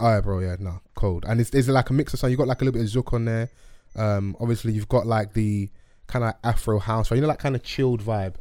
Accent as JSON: {"language": "English", "region": "London", "country": "United Kingdom", "tie": "born or raised there", "said": "I grew up in Dulwich"}